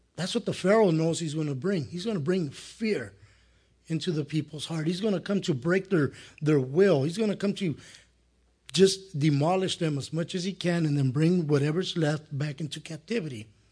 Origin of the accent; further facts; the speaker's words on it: El Monte, California, United States; I grew up here in Monte